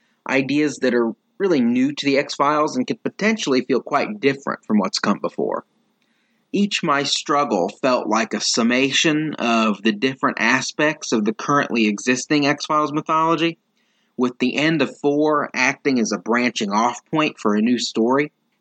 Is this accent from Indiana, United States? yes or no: yes; Indiana, United States; from Indiana.